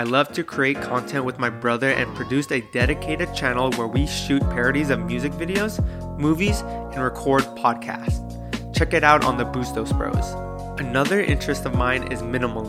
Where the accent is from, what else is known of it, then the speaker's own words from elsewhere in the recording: Daly City, California, United States; I am a Filipino-American born and raised in Daly City, California.